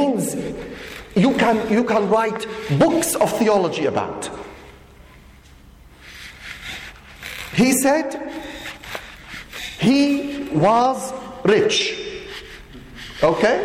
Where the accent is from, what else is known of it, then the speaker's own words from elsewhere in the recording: Syria; I come, as Keith said, I come from Syria